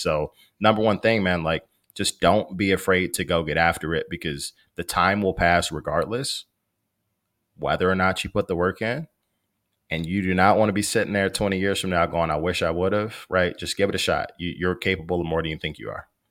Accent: Maywood, Illinois, United States; I grew up in Maywood. It's the west side of Chicago

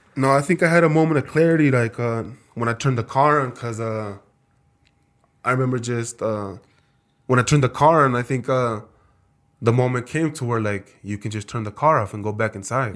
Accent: South Texas, United States; also born or lived in Wisconsin; now in Idaho Falls, United States; I'm from South Texas

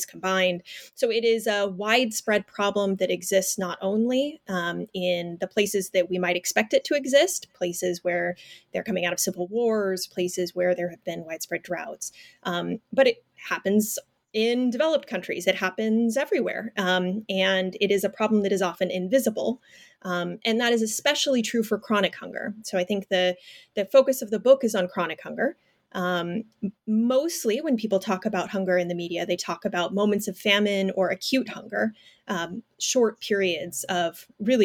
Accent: Fresno, California, United States; I'm a fifth generation Fresnan. So I am from Fresno, California. My family has deep roots there

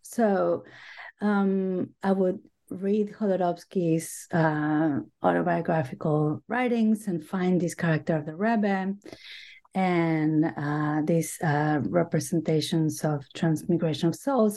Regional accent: Buenos Aires, Argentina; English is a second language; moved away as an adult; also born or lived in Boston / New York; now in United States; I grew up in Buenos Aires, Argentina

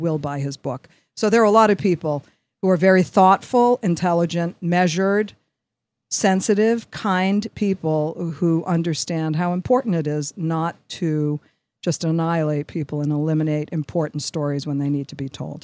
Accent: New York, United States; I'm from New York, and, you know, I have an affect, the affect of a New

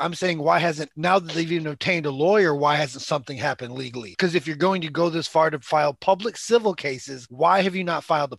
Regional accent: New York, United States; Like, I'm from New York. You know, like they just support. Hey, I'm from New York.

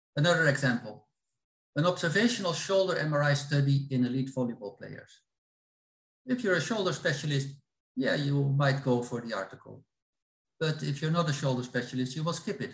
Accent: Netherlands; I'm from the Netherlands

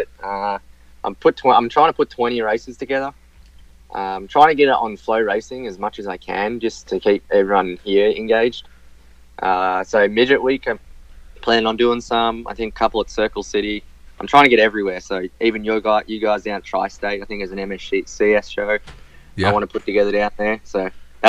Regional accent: Victoria, Australia; I'm actually from Victoria

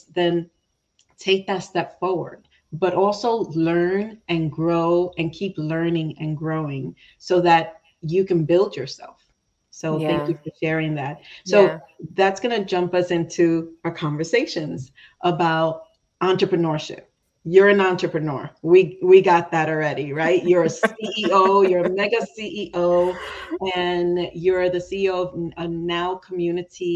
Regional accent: New York, United States; being from New York and I call myself New Yorican because my parents are from Puerto Rico. And even though I was born in New York

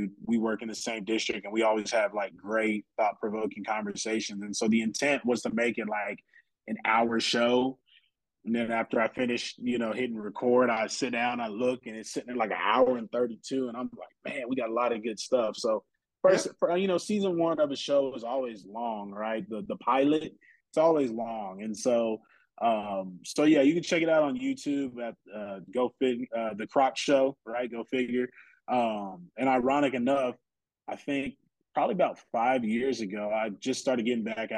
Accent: San Antonio, Texas, United States; I'm from San Antonio, okay? We got the Spurs out here.

